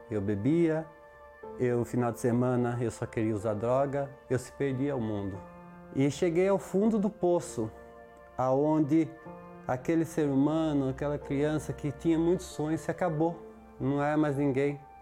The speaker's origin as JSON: {"language": "Portuguese", "town": "Bragança Paulista", "region": "São Paulo", "country": "Brazil", "said": "sou de Bragança Paulista"}